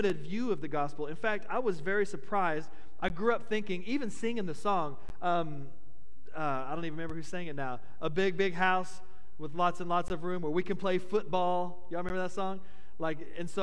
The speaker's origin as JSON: {"language": "English", "country": "United States", "said": "As an American, it's been bred into me, into us, that we have the right to privacy"}